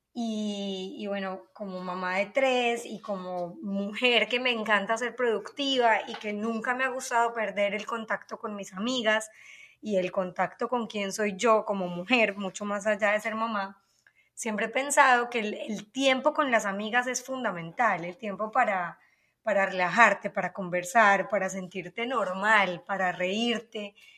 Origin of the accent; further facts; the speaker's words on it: Colombia; now in United States; soy colombiana, obviamente, se me nota